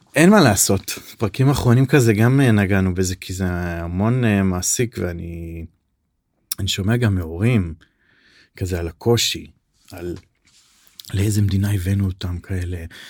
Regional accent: Safed, Northern District, Israel; אני גדלתי בצפת

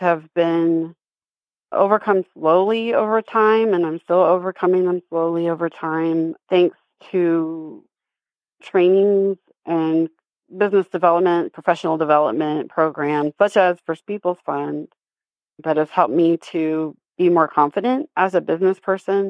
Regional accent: Citizen Potawatomi Nation, Oklahoma, United States; now in Emporia, United States; I am from the Citizen Potawatomi Nation in Oklahoma, and I currently live in Osage and Kansas Territory here in Emporia, Kansas.

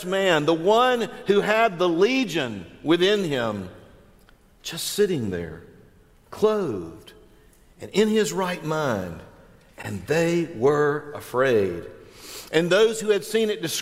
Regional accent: Northwest Florida, United States; I'm from Northwest Florida

